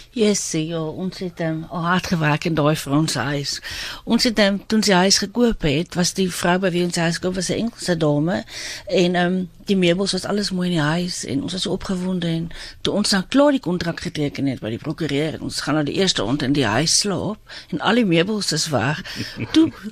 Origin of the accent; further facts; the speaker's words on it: South Africa; moved away as an adult; now in London, United Kingdom; waar ons vandaan kom